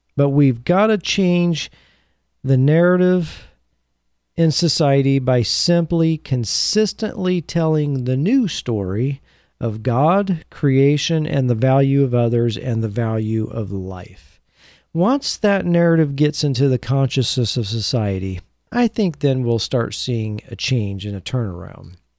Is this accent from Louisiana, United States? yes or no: no; Beaverton, Oregon, United States; my hometown of Beaverton